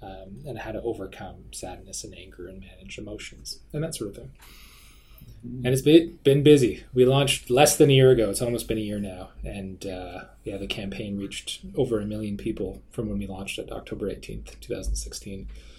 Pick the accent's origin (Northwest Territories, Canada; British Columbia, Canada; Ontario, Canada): Northwest Territories, Canada; Hay River; we're members of the Dene-Nu-Kwe First Nation. I grew up in Hay River, Northwest Territories, and I was living in the north and was raised on things like wild meats and wild fish, but didn't spend as much time on the land as I would have liked